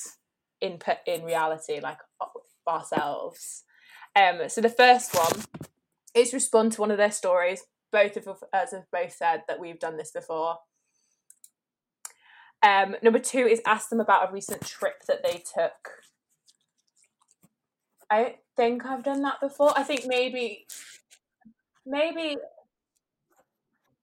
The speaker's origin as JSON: {"language": "English", "area": "Staffordshire", "region": "West Midlands", "country": "United Kingdom", "tie": "born or raised there", "moved": "yes", "lives_now": "Wirral, United Kingdom", "said": "I grew up down in Staffordshire with Rosie and then moved up to the Wirral"}